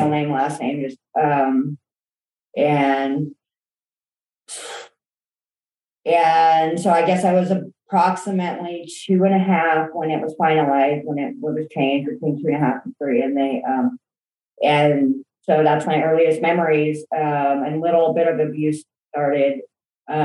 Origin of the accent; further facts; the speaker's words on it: Escondido, California, United States; I was born in Escondido, California